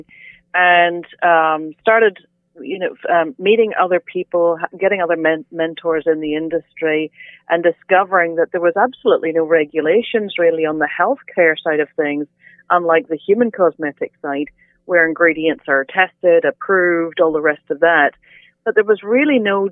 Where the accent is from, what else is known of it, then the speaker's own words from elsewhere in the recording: Northern Ireland, United Kingdom; moved away as an adult; also born or lived in Alberta, Canada; now in Nova Scotia, Canada; I'm originally from Northern Ireland, relocated to Alberta for 10 and a half years, and now in Nova Scotia for the past 10 years. So I've had half my life on both sides of the pond